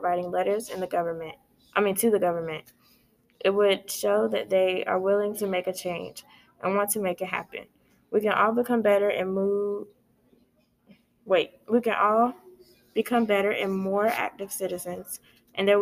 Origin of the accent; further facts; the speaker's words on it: United States; as an American citizen